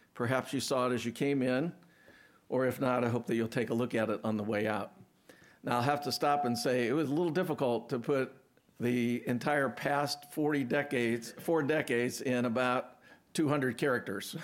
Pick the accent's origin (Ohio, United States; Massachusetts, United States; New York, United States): Ohio, United States; Akron; moved away; I grew up in Akron.